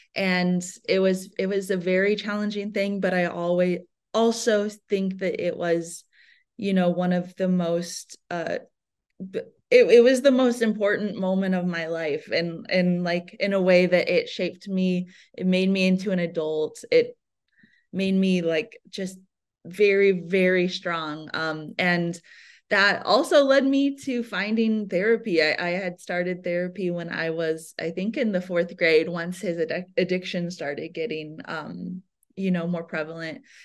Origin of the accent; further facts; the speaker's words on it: Iowa, United States; I was born and raised in Iowa in the Midwest